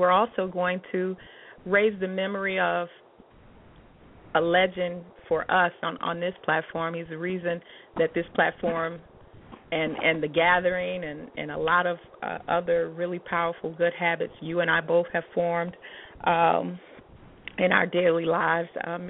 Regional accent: Chicago, Illinois, United States; I'm a Chicagoan.

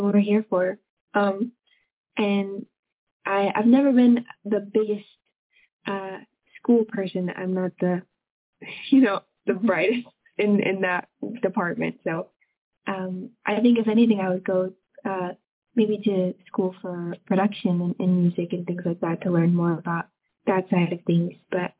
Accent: small town in Illinois, United States; now in Sacramento, United States; The support from my hometown has just been insane.

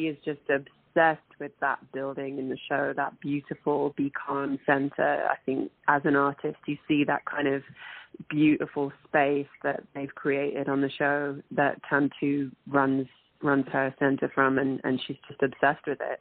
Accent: London, United Kingdom; moved away as an adult; also born or lived in Manchester; now in Toronto, Canada; I was born in Manchester, and but I was uh, raised in London

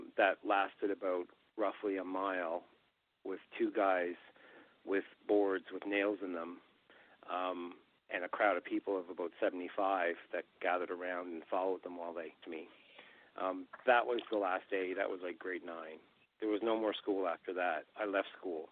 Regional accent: Glace Bay, Nova Scotia, Canada; moved away; when I went home to Cape Breton, and I played a show there in my hometown, actually, Glace Bay High came to the show

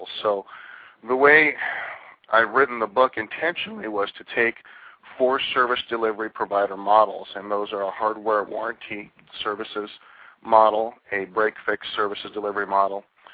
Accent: New York, United States; also born or lived in Southern California; now in California, United States; I'm a two-coaster. I grew up in New York, so we call smog pollution in New York, and we call pollution smog in California.

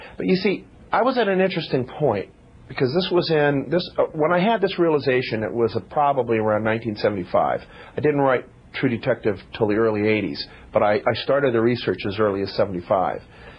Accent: Muscatine, Iowa, United States; I grew up in Muscatine, Iowa, and the only big city relatively close to me was Chicago, and I did spend a lot of time in Chicago.

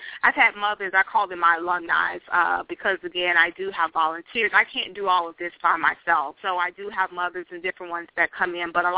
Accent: Tampa Bay area, Florida, United States; I'm from the Tampa Bay area

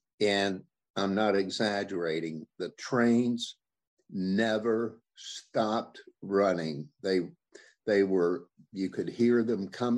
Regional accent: Logan, West Virginia, United States; what it was like to grow up in Logan at the time may be surprising to some of your listeners, but Logan was located in the southern coal fields of West Virginia.

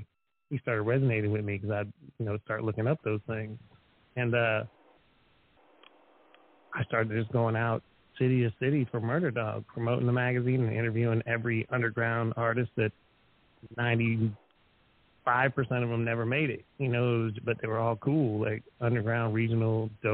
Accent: Erie, Pennsylvania, United States; moved away; also born or lived in Chicago; originally I'm from Erie, Pennsylvania, which is not a rich city. It's not an amazing city. It's also on Lake Erie, just like Gary, Indiana is on Lake Michigan. But it's not exactly, it's just industrial Rust Belt type city

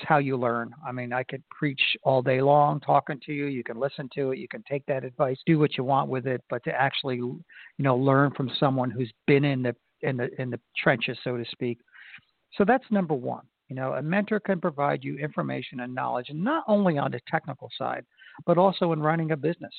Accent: Florida, United States; in Florida, my home state

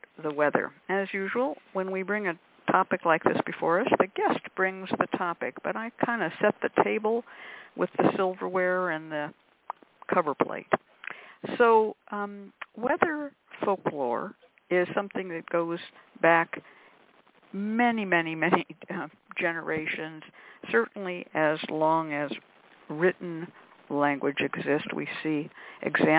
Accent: California, United States; also born or lived in Illinois / Missouri; I grew up in California

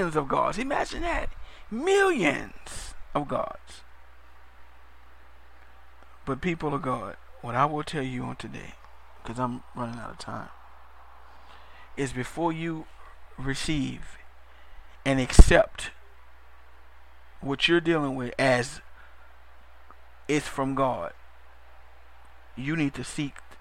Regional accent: New Orleans, Louisiana, United States; I'm from New Orleans, Louisiana, and our culture is a little different

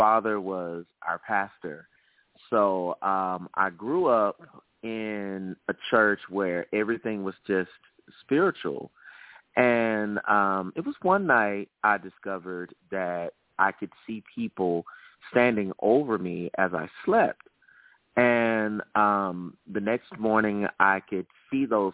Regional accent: Birmingham, Alabama, United States; I am from the South. I am a native of Birmingham, Alabama.

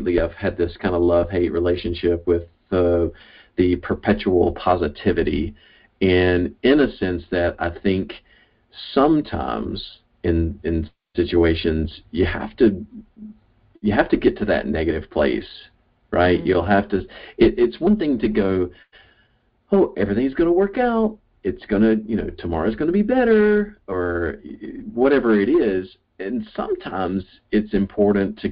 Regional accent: the South, United States; I'm from the South, and we speak in riddles and euphemisms and metaphors and stories

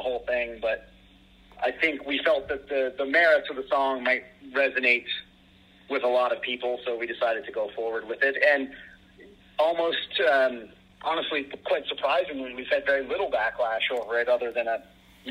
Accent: Canada; growing up in Canada

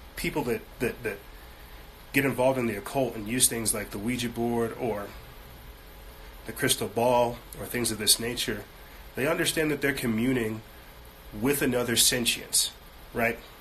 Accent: United States; I'm American.

